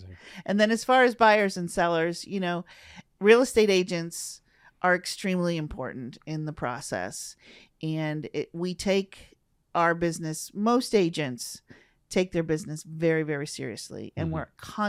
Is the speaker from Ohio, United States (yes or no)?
yes; Tiffin, Ohio, United States; Tiffin, Ohio, which is Northwest Ohio.